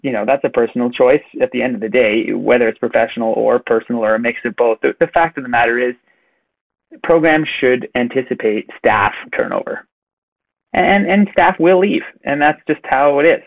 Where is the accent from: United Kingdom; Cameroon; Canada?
Canada; as a Canadian myself